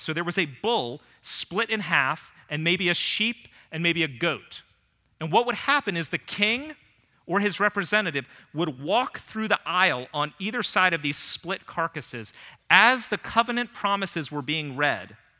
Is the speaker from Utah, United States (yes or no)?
no; Northern Virginia, United States; growing up in Northern Virginia